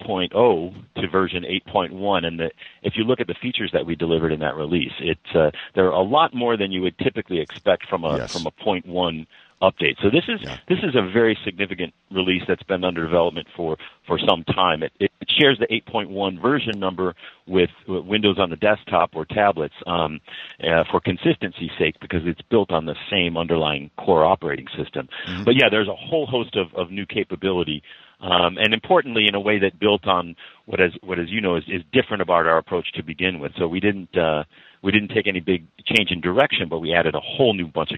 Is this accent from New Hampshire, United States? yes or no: no; Chicago, Illinois, United States; Cortana knows that I'm a transplant from Chicago and a long-suffering Cubs fan.